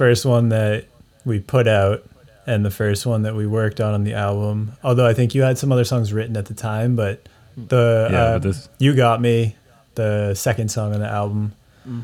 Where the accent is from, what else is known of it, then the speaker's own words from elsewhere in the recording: Reading, Massachusetts, United States; Yeah, suburb Reading, of Boston.